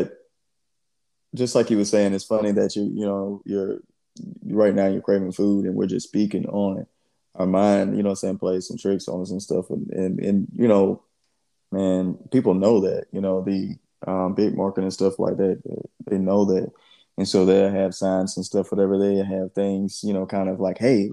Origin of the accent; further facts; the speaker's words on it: Georgia, United States; I'm just from the South and everything, man. I grew up in Georgia.